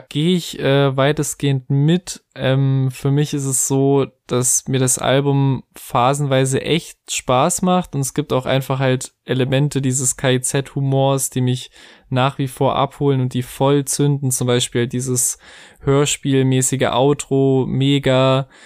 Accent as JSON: {"language": "German", "country": "Germany", "said": "als Deutscher"}